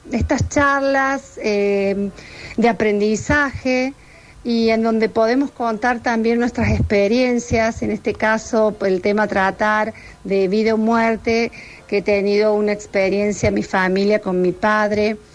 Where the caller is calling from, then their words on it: Villa Allende, Córdoba, Argentina; Hola, buenas tardes. … de Villa Allende.